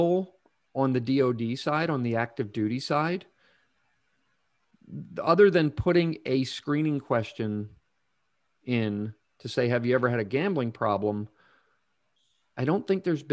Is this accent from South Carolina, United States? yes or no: no; Pennsylvania, United States; moved away as an adult; my home state of Pennsylvania